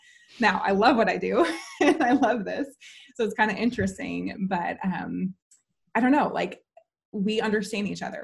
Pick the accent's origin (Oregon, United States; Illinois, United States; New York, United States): Illinois, United States; Chicago; moved away as an adult; also born or lived in southern Missouri; now in Kansas City, United States; I'm originally from the Chicago area.